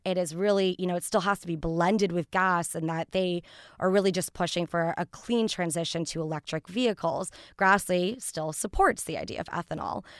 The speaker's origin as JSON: {"language": "English", "town": "Santa Barbara", "region": "California", "country": "United States", "tie": "born or raised there", "moved": "yes", "lives_now": "Washington, D.C., United States", "said": "I'm from the state of California, so my hometown of Santa Barbara, California"}